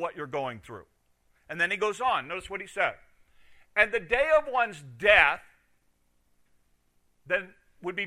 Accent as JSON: {"language": "English", "country": "United States", "said": "as an American"}